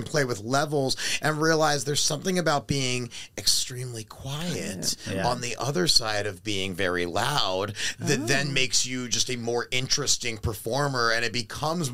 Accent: Baltimore, Maryland, United States; moved away as an adult; now in Los Angeles, United States; growing up in Baltimore makes you hard, and then you come

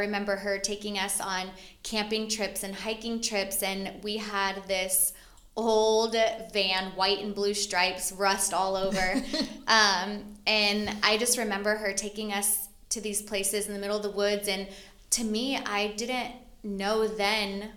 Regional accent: Arkansas, United States; also born or lived in Fort Wayne, Indiana; now in San Diego, United States; I grew up in Arkansas

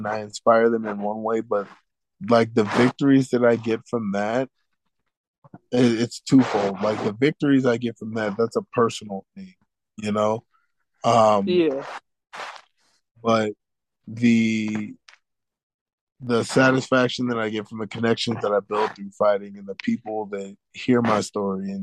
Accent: Houston, Texas, United States; I grew up in Third Ward, Houston, Texas

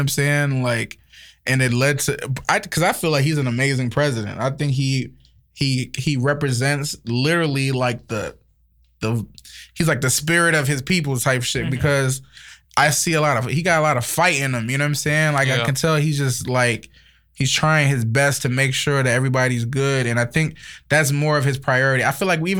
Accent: Liberia; accent: Liberian; now in United States; I'm African, so I've seen different sides of it. I'm from Liberia

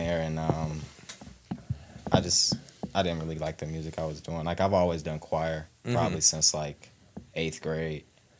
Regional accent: Cincinnati, Ohio, United States; I'm from Cincinnati, you know, born and raised.

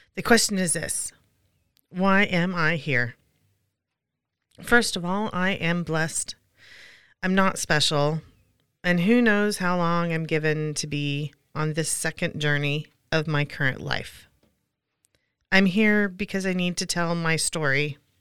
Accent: Pacific Northwest, United States; Growing up in the Pacific Northwest, we would visit our grandparents at Long Beach, Washington

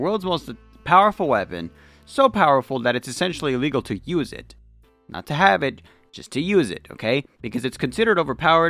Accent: the Bible Belt, United States; I was raised in the Bible Belt

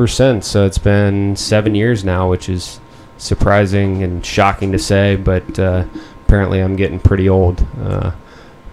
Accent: Columbus, Ohio, United States; also born or lived in Jackson Hole, Wyoming / West Palm Beach, Florida; I grew up in Columbus, went to school in Columbus, graduated from Ohio State

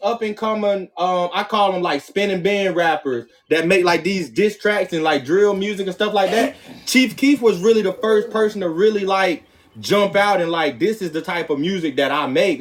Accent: Florida, United States; a Florida nigga

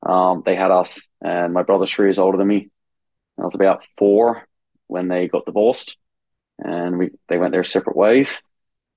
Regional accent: Campbelltown, New South Wales, Australia; now in Rome, Italy; I was born in Campbelltown, Australia, which was an area of Sydney

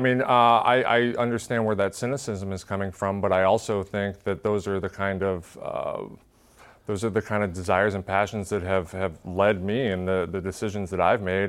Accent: Tacoma, Washington, United States; my hometown

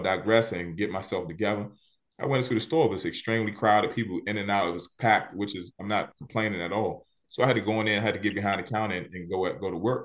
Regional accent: Washington, District of Columbia, United States; I grew up in Southeast D C.

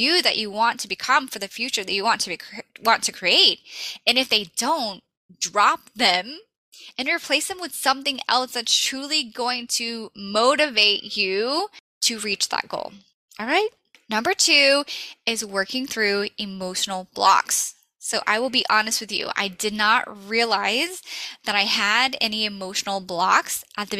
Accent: the South, Southern United States, United States; I'm a Southern girl. I grew up on Southern fried food

